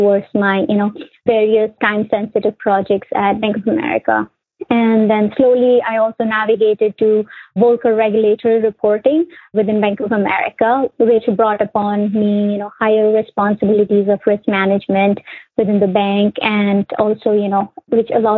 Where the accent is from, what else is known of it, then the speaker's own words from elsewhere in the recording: India; moved away as an adult; also born or lived in Connecticut, United States; now in United States; I was born and raised in India